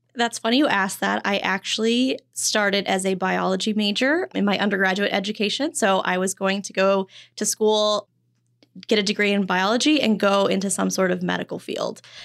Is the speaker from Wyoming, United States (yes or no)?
yes; Wyoming, United States; moved away as an adult; also born or lived in Phoenix; I'm originally from Wyoming